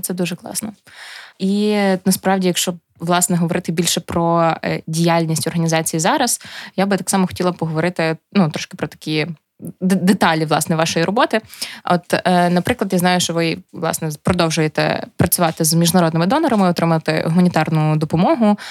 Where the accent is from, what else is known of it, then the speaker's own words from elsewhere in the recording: Chervonohrad, Lviv Oblast, Ukraine; я з Червонограда